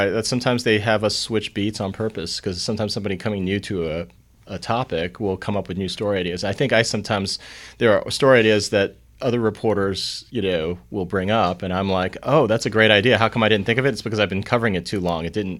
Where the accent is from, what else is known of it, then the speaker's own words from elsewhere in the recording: Long Island, New York, United States; I'm from Long Island, and I hung around a lot of Jewish people, so the word kvetch came out.